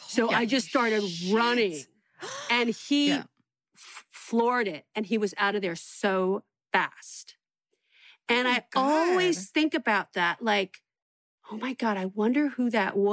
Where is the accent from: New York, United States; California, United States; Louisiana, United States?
California, United States; San Francisco; moved away as an adult; also born or lived in Los Angeles; I was going to the Holy City Zoo. And this was like when I first started comedy, and I was still like living at home and I was still in high school kind